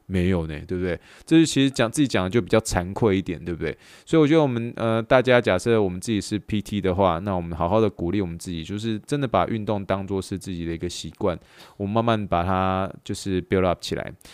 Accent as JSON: {"language": "Chinese", "country": "Taiwan", "moved": "yes", "said": "我来自于就是，嗯，台湾那个背景"}